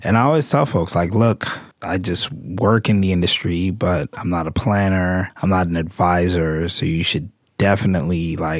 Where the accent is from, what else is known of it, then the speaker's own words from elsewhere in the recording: New York City, New York, United States; I'm a law student. I spent 5 years working on Wall Street, and I'm from Brooklyn.